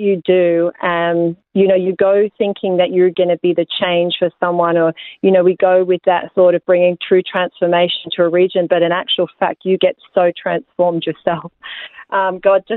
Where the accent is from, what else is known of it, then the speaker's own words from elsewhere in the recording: Australia; I'm born Australian, born and bred